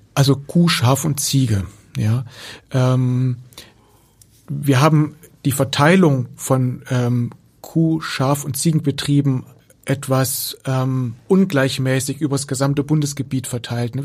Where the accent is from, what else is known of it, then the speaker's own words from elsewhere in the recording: Germany; hier bei uns in Deutschland